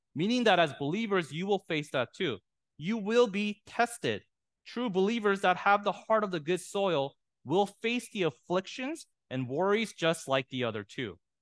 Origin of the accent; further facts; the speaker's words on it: San Diego, California, United States; I'm from San Diego